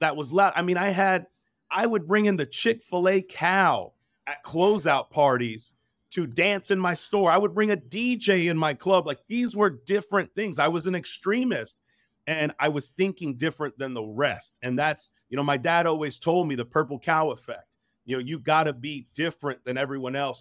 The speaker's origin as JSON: {"language": "English", "region": "New Jersey", "country": "United States", "tie": "born or raised there", "also_born_or_lived": "New York", "said": "I was born in New Jersey, lived in New York for a little bit."}